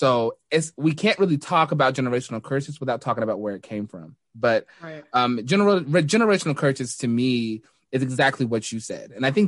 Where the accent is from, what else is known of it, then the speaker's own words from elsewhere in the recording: Denton, Texas, United States; moved away as an adult; also born or lived in North Dallas, Texas / Louisville / Plano, Texas; now in Newark, United States; Dallas, but I've lived in Louisville, Plano, but I call Denton, Texas home. Yes. I grew up again in Denton and left the North Texas area to go to school